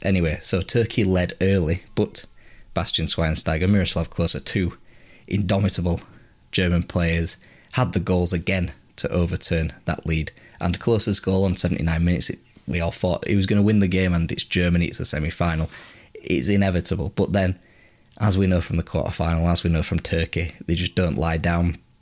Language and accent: English; England, United Kingdom; as English supporters